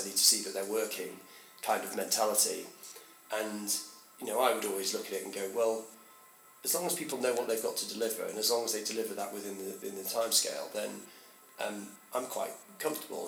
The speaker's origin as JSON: {"language": "English", "town": "Chester", "region": "North West England", "country": "United Kingdom", "tie": "born or raised there", "said": "I grew up in Chester."}